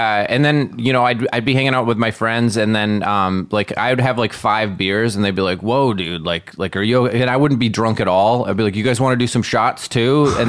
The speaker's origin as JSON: {"language": "English", "region": "Wisconsin", "country": "United States", "moved": "yes", "said": "I'm from Wisconsin."}